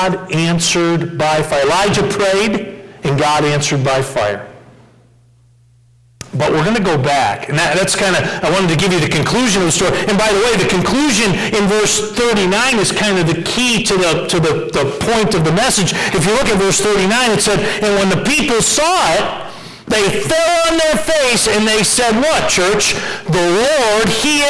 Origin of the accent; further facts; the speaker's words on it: Westfield, Massachusetts, United States; moved away; I grew up in Westfield, Massachusetts